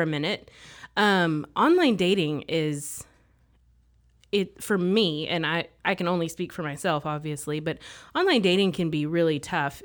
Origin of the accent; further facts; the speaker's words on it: Mississippi, United States; moved away as an adult; now in Texas, United States; I grew up in Mississippi. I lived there for ten years